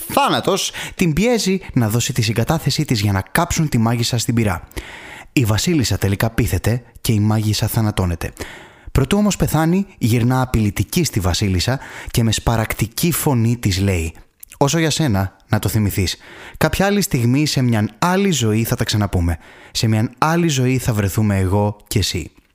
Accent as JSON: {"language": "Greek", "town": "Thessaloniki", "region": "Central Macedonia", "country": "Greece", "tie": "born or raised there", "moved": "yes", "said": "στην αγαπημένη μου πατρίδα, στην μάνα που με γέννησε, στην αγαπημένη Θεσσαλονίκη"}